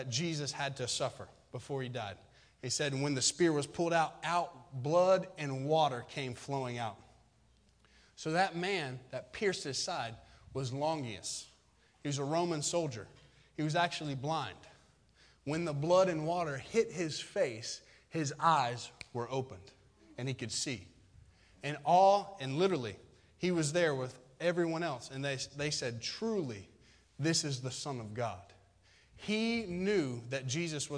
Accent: Florida, United States; farming culture, which I come from because I'm from Florida. So we grow citrus and stuff down there

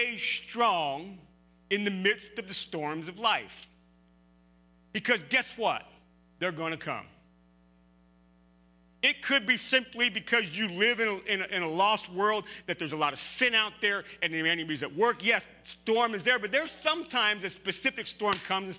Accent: Pennsylvania, United States; now in Ohio, United States; I grew up in Pennsylvania, rolling hills

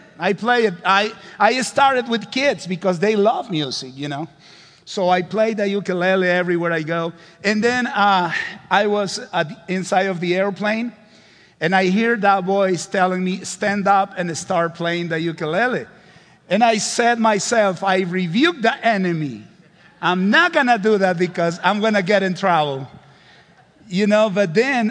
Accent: Honduras; English is a second language; I am from Honduras, considered one of the poorest countries in the world.

